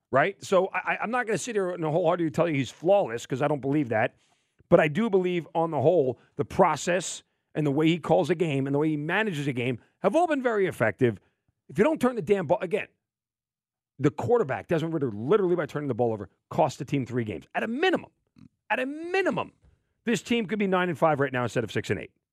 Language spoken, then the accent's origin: English; Long Island, New York, United States; growing up in Long Island